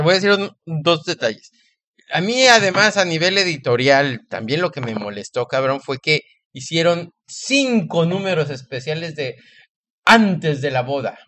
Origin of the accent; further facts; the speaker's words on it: Mexico; lo digo como mexicano